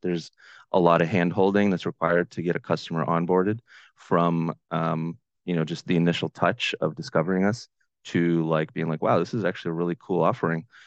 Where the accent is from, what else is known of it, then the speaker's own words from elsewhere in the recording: Boston, Massachusetts, United States; also born or lived in Ukraine; in the Boston area, uh, which is where I'm from